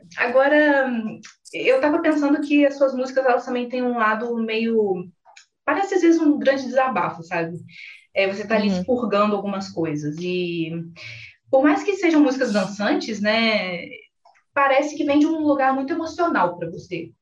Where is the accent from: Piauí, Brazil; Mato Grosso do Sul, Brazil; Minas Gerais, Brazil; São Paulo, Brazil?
Minas Gerais, Brazil; interior of; moved away; eu sou do interior de Minas Gerais